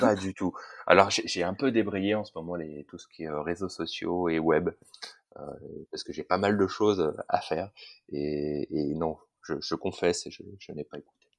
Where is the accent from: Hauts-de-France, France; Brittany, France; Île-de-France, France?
Hauts-de-France, France; Picardy; now in Grenoble area, France; je suis originaire de Picardie, juste au-dessus de, Paris